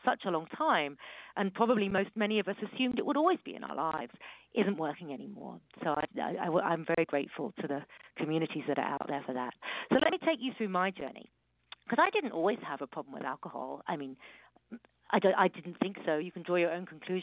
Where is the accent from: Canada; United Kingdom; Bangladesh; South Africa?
United Kingdom; accent: British; moved away as an adult; now in California, United States; from my accent, you can hear that I'm British, but I live in America. I live in California, and I came over here more than 20 years ago